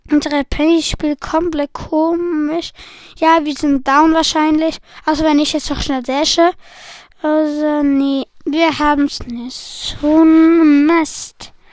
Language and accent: German; Switzerland; Weil ich bin nicht Deutscher, ich bin Schweizer